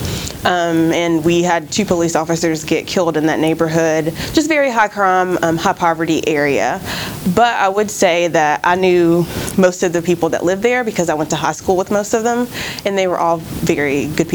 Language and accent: English; Charlotte, North Carolina, United States; also born or lived in Greensboro, North Carolina; Growing up in Charlotte